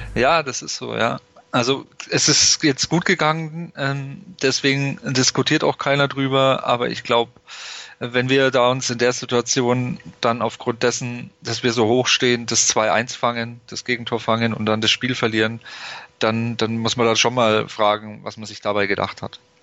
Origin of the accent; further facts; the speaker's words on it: Nuremberg, Bavaria, Germany; ich komme aus Nürnberg, ich habe es relativ einfach zum Stadion